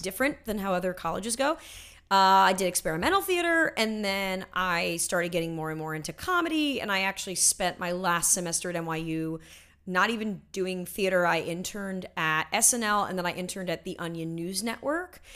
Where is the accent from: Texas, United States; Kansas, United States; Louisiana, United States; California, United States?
California, United States; Los Angeles; I grew up, yes, I grew up in L